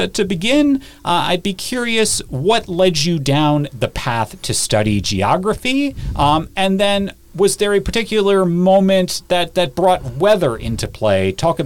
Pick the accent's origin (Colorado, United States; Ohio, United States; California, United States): Ohio, United States; I grew up in Ohio